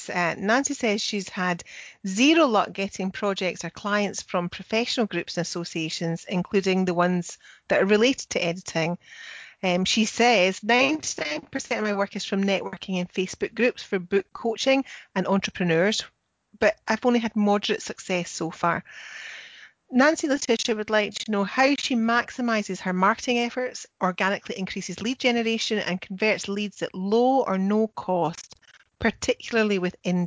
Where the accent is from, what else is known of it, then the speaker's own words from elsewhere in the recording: Scotland, United Kingdom; I'm the Scottish one.